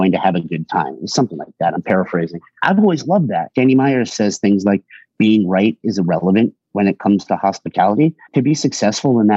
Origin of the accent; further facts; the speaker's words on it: Hartford, Connecticut, United States; now in Boston, United States; I'm from a little bit west of Hartford, spent a lot of time growing up in the Hartford area